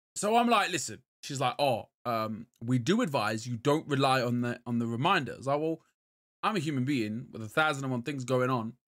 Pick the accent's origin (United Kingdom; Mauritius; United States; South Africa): United Kingdom; England